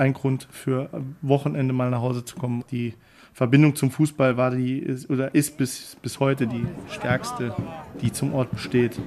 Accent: Orscholz, Saarland, Germany; also born or lived in Mainz / Melbourne / Munich; Ich bin aufgewachsen in Orscholz, habe dort bis äh, ich 14 war gelebt

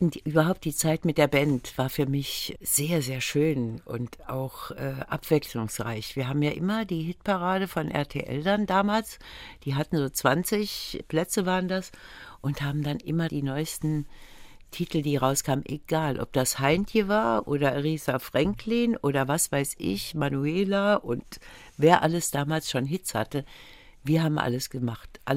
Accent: Völklingen, Saarland, Germany; war so ein bisschen am Rande von Völklingen und ich bin so ganz normal aufgewachsen.

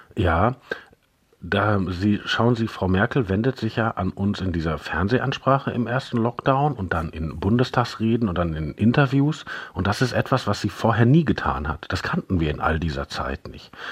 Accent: Germany; bei uns in Deutschland

